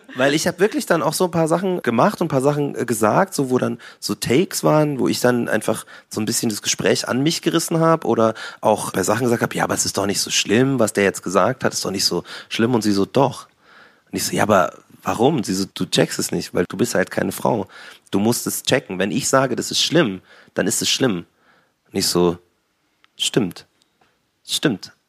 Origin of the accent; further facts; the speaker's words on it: Munich, Bavaria, Germany; bin ja Münchner, bin ja Bayern